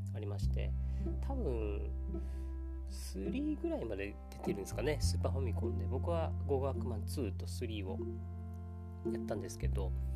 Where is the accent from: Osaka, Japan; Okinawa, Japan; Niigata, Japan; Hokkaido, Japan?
Okinawa, Japan; 僕が沖縄出身で、やっぱ沖縄だとやっぱカツカツでっていう人たちをいっぱい見てきてます